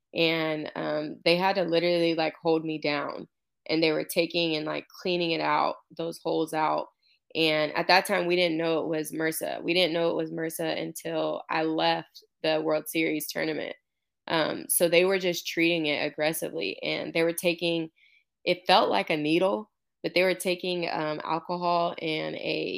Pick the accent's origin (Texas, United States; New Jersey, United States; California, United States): Texas, United States; Houston; I'm from Houston, but played in Georgia.